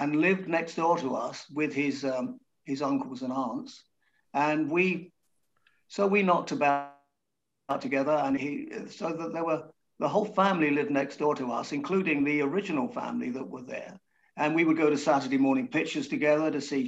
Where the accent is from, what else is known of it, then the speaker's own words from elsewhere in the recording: Hertfordshire, East of England, United Kingdom; we grew up in the same little town in Hertfordshire, which was just out of the smoke.